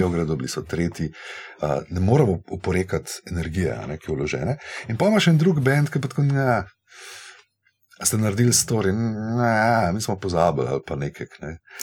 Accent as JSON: {"language": "Slovenian", "country": "Slovenia"}